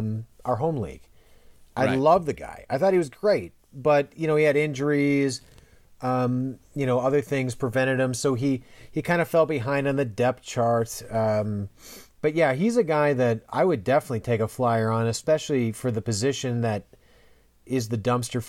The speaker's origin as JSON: {"language": "English", "region": "Minnesota", "country": "United States", "tie": "born or raised there", "said": "in Minnesota, so it's"}